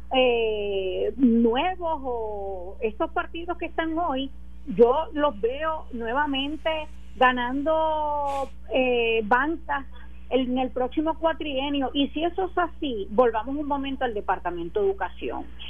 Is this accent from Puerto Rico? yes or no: yes; Puerto Rico; como una puertorriqueña más